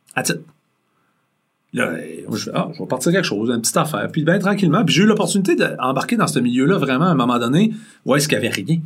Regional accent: Rimouski, Quebec, Canada; moved away as an adult; je suis un gars de région en partant, je viens de Mouski

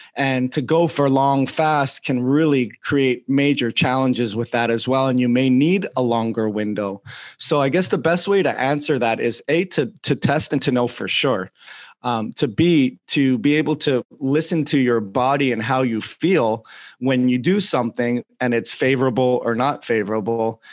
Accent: Toronto, Ontario, Canada; I'm from Toronto too

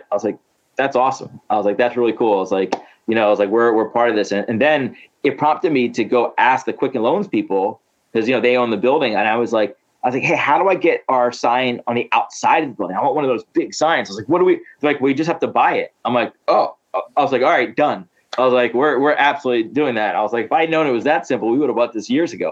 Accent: Ann Arbor, Michigan, United States; Yeah, born and raised in Ann Arbor.

